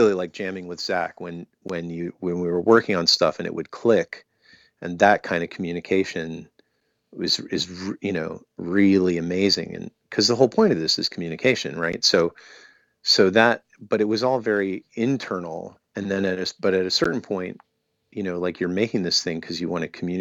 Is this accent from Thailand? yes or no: no; Maryland, United States; we're from Maryland